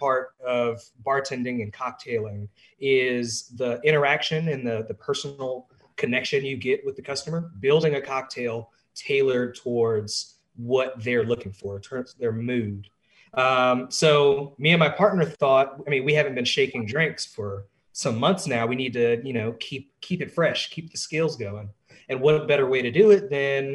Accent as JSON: {"language": "English", "town": "Atlanta", "region": "Georgia", "country": "United States", "moved": "as an adult", "lives_now": "Washington, D.C., United States", "said": "I'm originally from Atlanta, Georgia. I came up here in the winter of 2018"}